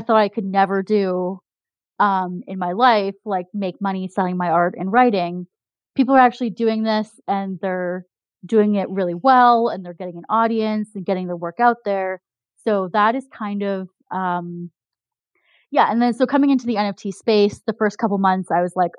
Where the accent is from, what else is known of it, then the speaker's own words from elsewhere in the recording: Canada; I'm Canadian